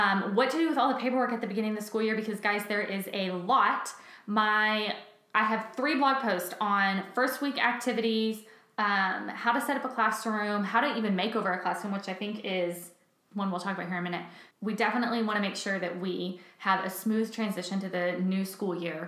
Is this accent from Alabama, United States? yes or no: no; Texas, United States; moved away; I come from Texas where it doesn't get cold till like January 30th